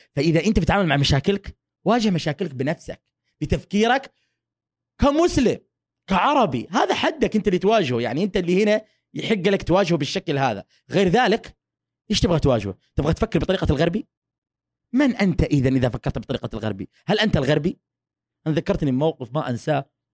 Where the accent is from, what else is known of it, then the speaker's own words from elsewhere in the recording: Saudi Arabia; moved away as an adult; also born or lived in Texas, United States; now in United States; أنا من السعودية.